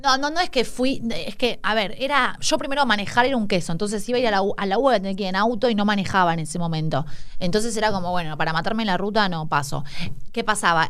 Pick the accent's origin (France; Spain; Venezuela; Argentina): Argentina; Escobar, Buenos Aires Province; also born or lived in San Telmo, Buenos Aires; Yo nací en San Telmo, en realidad, pero cuando era muy baby, ponele que, no sé, a los mm, dos años, o sea, bebé, era bebé ya me fui me mudé a Escobar a, un country con mi familia.